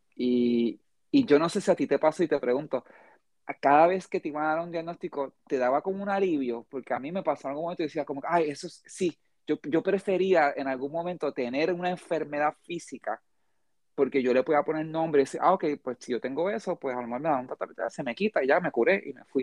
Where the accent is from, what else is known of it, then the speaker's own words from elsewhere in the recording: United States; now in Puerto Rico; yo me crié, gran parte de mi vida me crié en Estados Unidos.